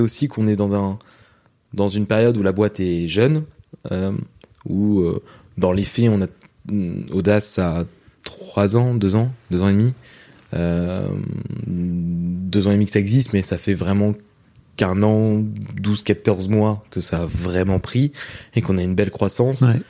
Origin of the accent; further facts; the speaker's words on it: Rouen, Normandy, France; moi je viens de Rouen en Normandie et ce qui fait que même dans la banlieue de Rouen donc moi j'ai vécu dans un, pavillon en province